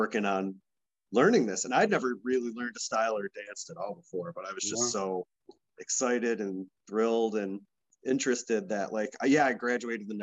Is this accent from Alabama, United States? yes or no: no; Rochester, New York, United States; moved away as an adult; also born or lived in Los Angeles; I was born in Rochester and I was raised like outside the city in some towns on the west side.